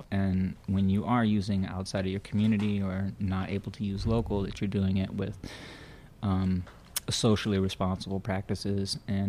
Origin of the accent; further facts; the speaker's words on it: Berkeley, California, United States; And maybe it sounds a little far-fetched, or, you know, I came from Berkeley, but I do believe it can save the world.